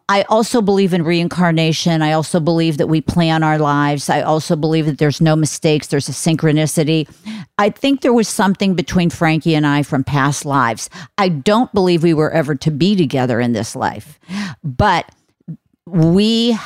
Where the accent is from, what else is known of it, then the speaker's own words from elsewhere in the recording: Ohio, United States; I'm from Ohio on a farm